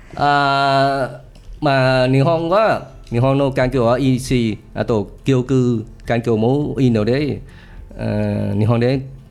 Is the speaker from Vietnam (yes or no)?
yes; Vietnam; Japanese is a second language; moved away; ベトナムから来ました。